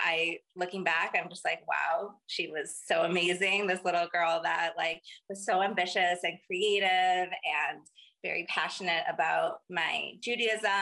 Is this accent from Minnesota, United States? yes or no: yes; Minneapolis, Minnesota, United States; I grew up in Minneapolis, Minnesota